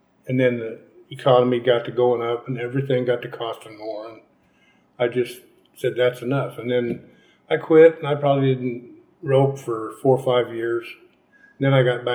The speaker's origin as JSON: {"language": "English", "town": "Chatsworth", "region": "California", "country": "United States", "tie": "born or raised there", "lives_now": "Bakersfield, United States", "said": "I grew up in Chatsworth"}